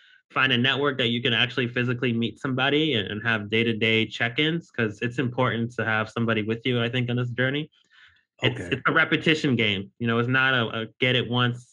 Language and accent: English; upstate New York, United States; also born or lived in Los Angeles / Louisiana; I was born in Los Angeles, raised in upstate New York. But my family is from Louisiana.